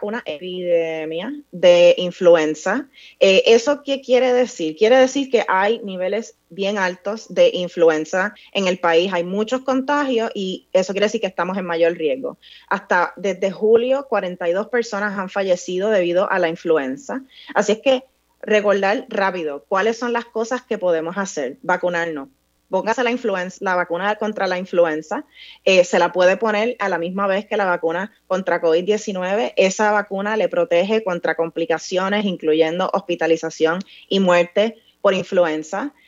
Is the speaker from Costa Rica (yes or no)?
no; Vega Alta, Puerto Rico; yo me crié eh, en un campo en Puerto Rico, yo soy de Vega Alta